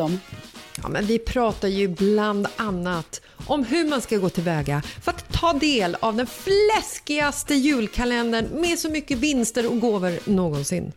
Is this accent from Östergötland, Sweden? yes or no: no; Stockholm, Stockholm County, Sweden; Bagarmossen som är platsen söder om Stockholm där jag växte upp när jag var liten